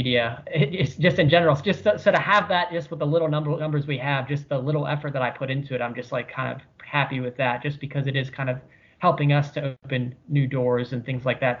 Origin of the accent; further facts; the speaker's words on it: Weirton, West Virginia, United States; Johnny and I, we grew up in Weirton, West Virginia with Tony Marino.